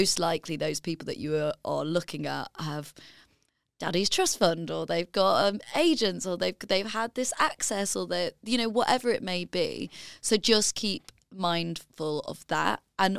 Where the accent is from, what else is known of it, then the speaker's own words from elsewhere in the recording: Leeds, Yorkshire and the Humber, United Kingdom; because I'm from Leeds and my family are from finance and I had no contacts given to me.